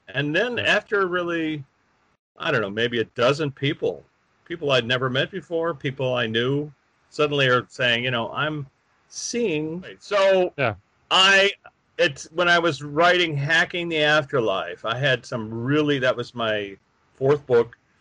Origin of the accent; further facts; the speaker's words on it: Chicago, Illinois, United States; a workshop in Chicago, my hometown.